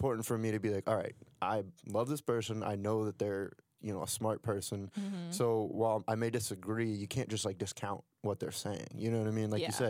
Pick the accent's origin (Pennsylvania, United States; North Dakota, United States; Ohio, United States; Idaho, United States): Ohio, United States; now in Philadelphia, United States; I come from Ohio and now I'm in, mm-hmm. you know, Philadelphia.